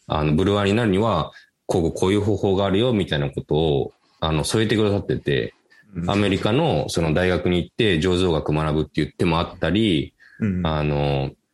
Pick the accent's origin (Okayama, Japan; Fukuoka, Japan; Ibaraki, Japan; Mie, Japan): Okayama, Japan; Kurashiki; 岡山県の倉敷市っていう、まあ、僕の地元でもある